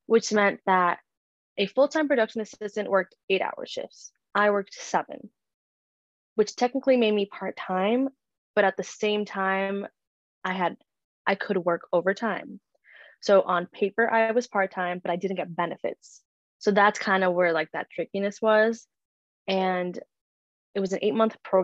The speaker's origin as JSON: {"language": "English", "town": "Boston", "region": "Massachusetts", "country": "United States", "tie": "born or raised there", "said": "Boston born and raised"}